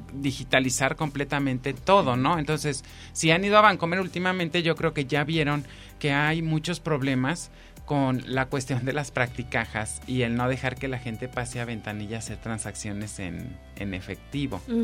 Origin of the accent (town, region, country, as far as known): Mexico